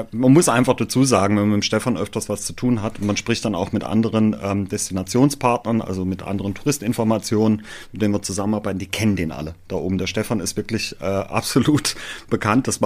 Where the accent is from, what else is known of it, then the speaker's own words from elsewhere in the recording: Baden-Württemberg, Germany; läuft da auch nicht immer alles so wie geschmiertes Brot, sagt man bei uns im Schwarzwald.